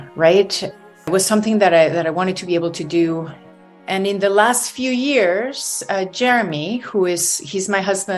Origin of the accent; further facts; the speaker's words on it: Venezuela; now in Toronto, Canada; I'm originally from Venezuela, but this is where I live